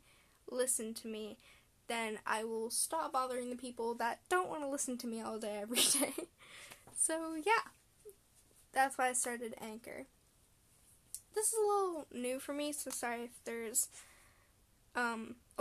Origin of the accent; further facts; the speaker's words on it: Canada; I'm Canadian. I'm a Canadian middle schooler.